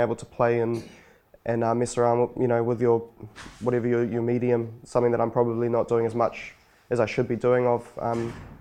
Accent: Wainuiomata, Wellington, New Zealand; also born or lived in Lower Hutt / Auckland; I grew up in Wanuamata

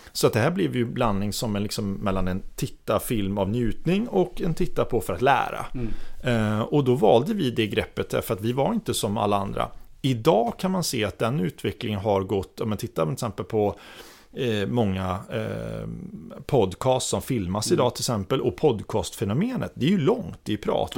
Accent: Orust, Västra Götaland, Sweden; moved away as an adult; now in Stockholm, Sweden; jag är uppväxt på Orust.

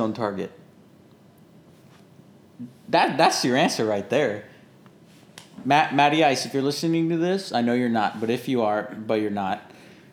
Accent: Broward County, Florida, United States; we're from Broward

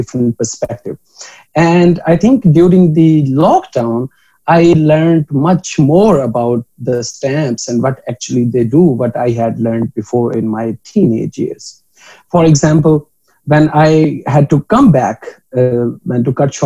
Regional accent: Pakpattan, Punjab, Pakistan; moved away; my hometown, which is Pak Patan in Pakistan

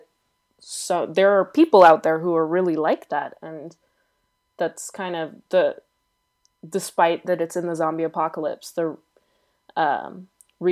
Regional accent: United States; I'm American

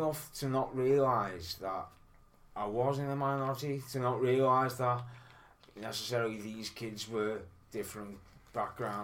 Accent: Liverpool, North West England, United Kingdom; accent: Scouse; I don't consider myself particularly Scouse

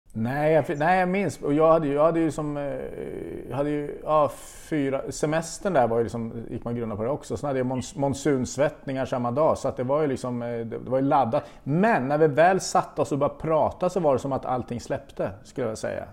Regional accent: Östergötland, Sweden; accent: östgötska; jag har alltid liksom haft lite komplex för min, min östgötska

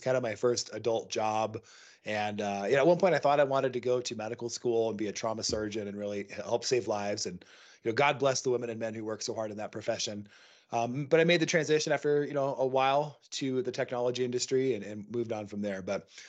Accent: Seattle, Washington, United States; moved away as an adult; now in Montana, United States; I live in Montana. Yeah, I grew up in Seattle, moved out here to Montana just recently

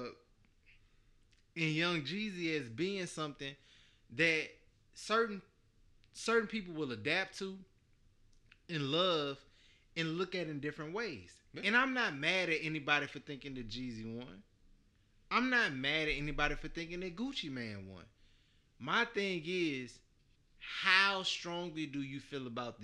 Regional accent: the South, United States; I'm from the South

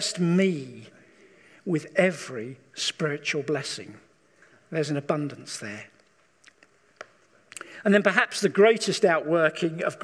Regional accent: England, United Kingdom; we as English people

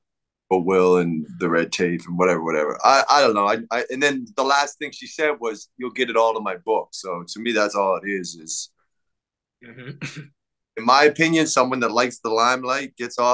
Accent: Canada; being a Canadian artist doing my thing for like 20 years up here

